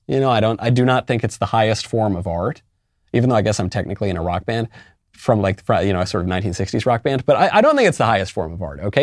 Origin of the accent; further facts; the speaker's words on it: United States; as an American